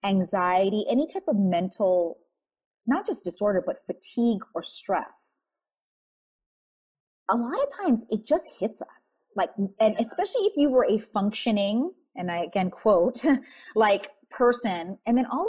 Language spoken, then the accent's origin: English; Wailua, Hawaii, United States; moved away; I'm from the North Shore. It's called Wailua. It's where all the pineapple and sugarcane plantations were. My front yard was sugarcane. My backyard was sugarcane growing up.